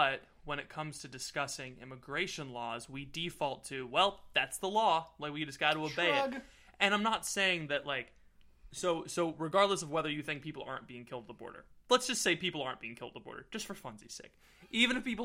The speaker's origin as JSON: {"language": "English", "region": "Florida", "country": "United States", "said": "I'm from Florida"}